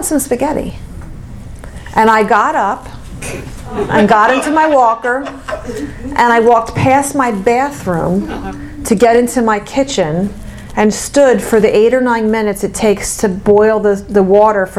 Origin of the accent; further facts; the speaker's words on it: Mount Laurel, New Jersey, United States; from Mount Laurel, New Jersey